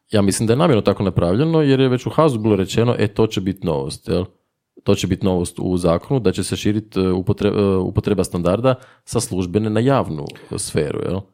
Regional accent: Zagreb, City of Zagreb, Croatia; accent: Zagreb; Inače sam iz Zagreba, to će se vjerojatno čuti u mom govoru.

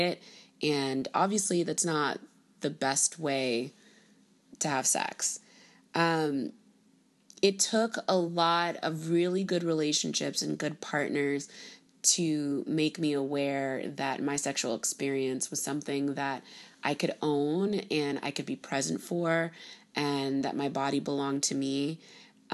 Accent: Miami, Florida, United States; My parents are both born in Haiti and I was born and raised in Miami, Florida

